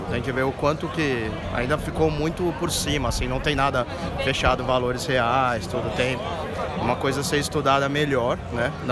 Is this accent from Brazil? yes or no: yes; Santos, São Paulo, Brazil; now in São Paulo, Brazil; Eu sou de Santos, mas moro em São Paulo. Final de semana venho para cá.